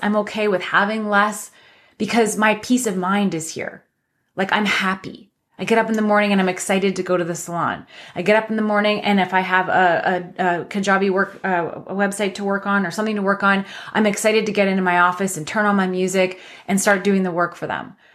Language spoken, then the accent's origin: English; London, Ontario, Canada; my hometown of London, Ontario